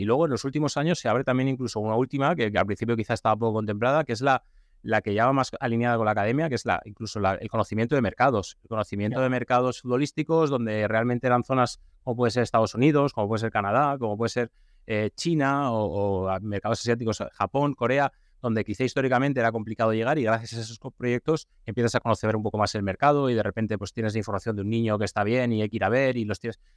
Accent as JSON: {"language": "Spanish", "town": "Valencia", "region": "Valencian Community", "country": "Spain", "said": "yo soy de aquí, soy de Valencia"}